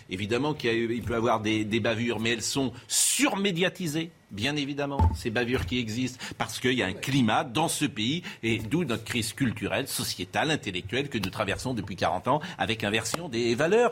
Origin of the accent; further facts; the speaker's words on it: Nantes, Pays de la Loire, France; moved away; tous les deux, nous sommes nantais, je le dis pour les téléspectateurs, nous avons grandi entre la place Royale et la place Graal.